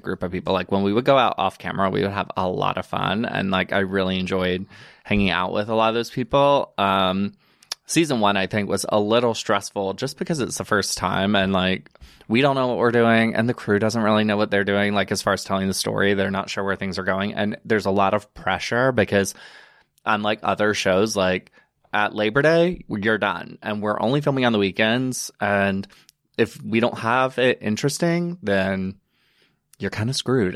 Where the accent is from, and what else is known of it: Alabama, United States; born or raised there; moved away as an adult; also born or lived in Chattanooga, Tennessee; now in New York, United States